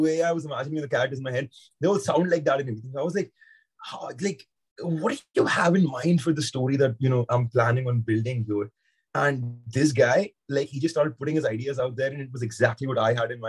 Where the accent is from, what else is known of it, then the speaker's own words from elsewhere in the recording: India; now in London, United Kingdom; So I'm from India, but I'm in London at the moment